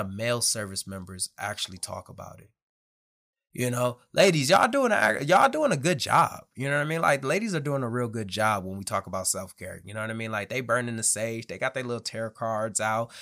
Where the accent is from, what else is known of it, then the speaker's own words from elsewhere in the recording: Detroit, Michigan, United States; moved away as an adult; also born or lived in Camp Pendleton, California; I'm from Detroit, Michigan